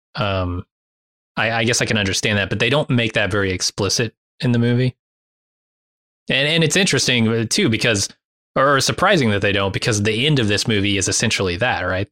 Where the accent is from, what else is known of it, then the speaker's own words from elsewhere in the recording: United States; living as an American right now